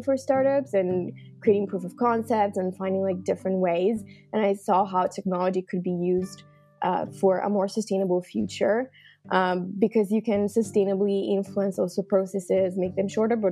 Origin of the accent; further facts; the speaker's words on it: Milan, Lombardy, Italy; moved away as an adult; now in Netherlands; I was born and raised in Milan, so I'm actually Italian. And I moved to the Netherlands around almost now 5 years ago